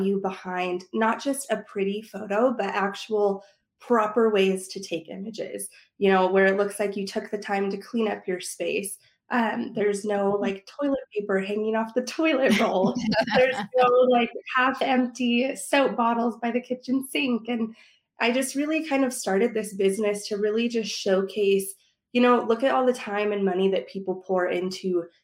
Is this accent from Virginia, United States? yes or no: no; Prescott, Arizona, United States; I live in Prescott, Arizona